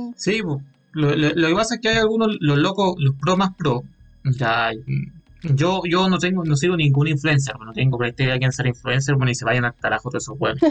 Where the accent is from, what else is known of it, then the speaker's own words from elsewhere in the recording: Calama, Antofagasta, Chile; en la ciudad de Galama, de donde vengo